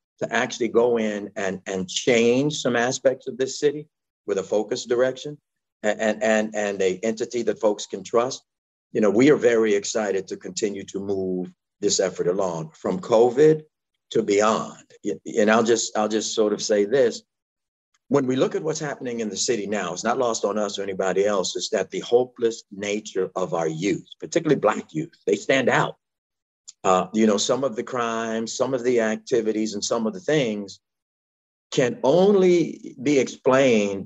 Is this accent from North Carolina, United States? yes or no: no; Chicago, Illinois, United States; I'm from Inglewood, and I've been in Chicago my entire life